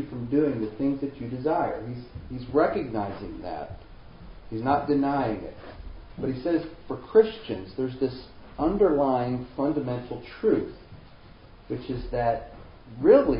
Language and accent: English; Springfield, Missouri, United States; I grew up in around Springfield, Missouri